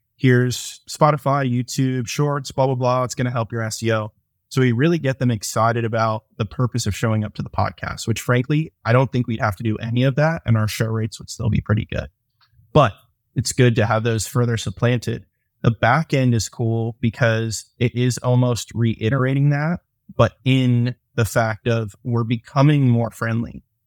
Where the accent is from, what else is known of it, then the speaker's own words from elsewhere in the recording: Atlanta, Georgia, United States; I'm from Atlanta.